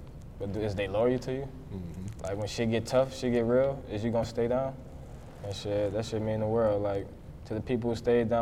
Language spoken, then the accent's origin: English; New Orleans, Louisiana, United States; moved away; also born or lived in Baton Rouge, Louisiana; I'm from New Orleans, but shit, I really jumped off the porch in Baton Rouge